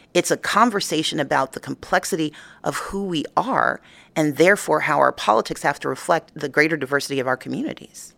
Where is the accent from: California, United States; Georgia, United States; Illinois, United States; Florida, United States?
Georgia, United States; my home state of Georgia